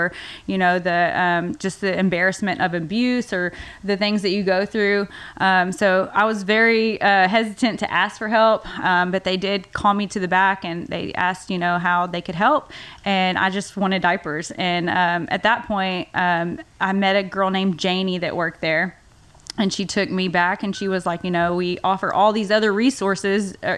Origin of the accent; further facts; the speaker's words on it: Waco, Texas, United States; I grew up here in Waco, actually on the outskirts in Bosqueville, little town, Bosqueville.